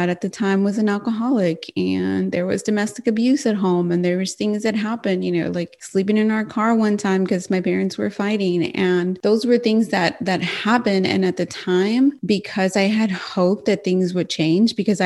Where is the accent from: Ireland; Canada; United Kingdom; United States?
United States; I'm Mexican American